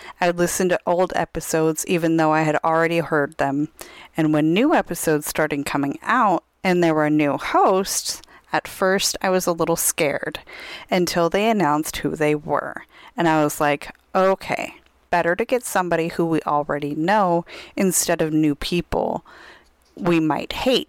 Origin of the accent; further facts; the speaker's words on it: Tucson, Arizona, United States; one of the options is to go to Tucson, Arizona, which is my hometown.